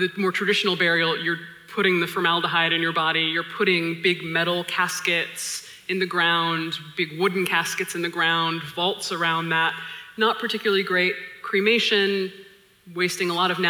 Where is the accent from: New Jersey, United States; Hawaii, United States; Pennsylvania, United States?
Hawaii, United States; My family's from Hawaii. I was born and raised in Hawaii